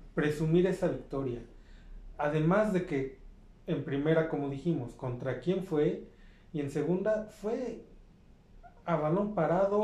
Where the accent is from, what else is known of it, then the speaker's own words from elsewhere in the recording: Mexico; como aficionados, como mexicanos